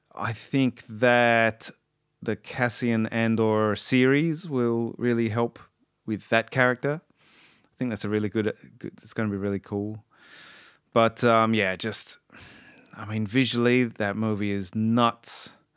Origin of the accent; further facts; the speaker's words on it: Australia; I'm Australian